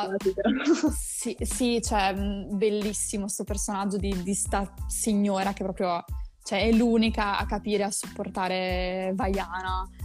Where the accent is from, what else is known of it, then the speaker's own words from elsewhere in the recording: Rimini, Emilia-Romagna, Italy; io sono di Rimini